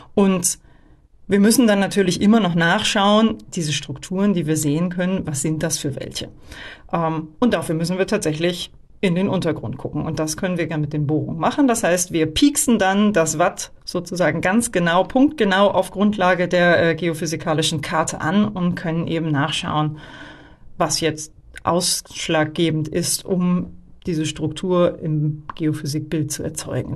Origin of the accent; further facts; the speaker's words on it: Northern Germany, Germany; moved away; ich komme eigentlich auch aus Norddeutschland